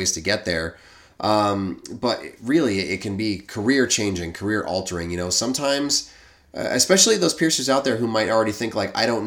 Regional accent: New England, United States; accent: New England

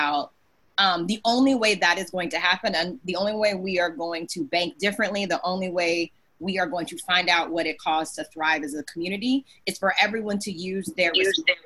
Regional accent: the South, United States; I'm Southerner

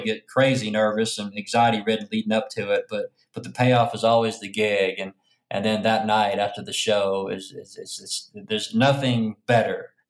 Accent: Arkansas, United States; now in Memphis, United States; So I'm from Pompa, Arkansas

